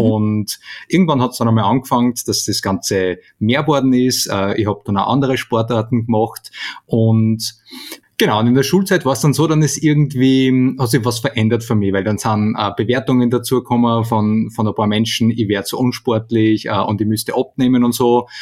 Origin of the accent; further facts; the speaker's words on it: Steyr, Upper Austria, Austria; von Steyr, von meiner, von meiner Heimatstadt